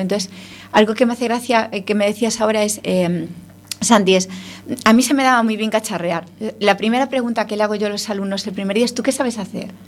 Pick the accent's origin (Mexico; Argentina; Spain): Spain; Ferrol, Galicia; somos de Ferrol los dos.